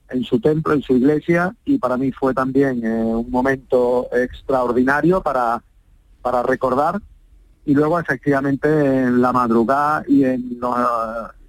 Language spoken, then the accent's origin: Spanish; Seville, Andalusia, Spain; yo antes que, alcalde soy sevillano, soy vecino, soy ciudadano y también tengo mi sentimiento y me emociono pues con las cosas de mi ciudad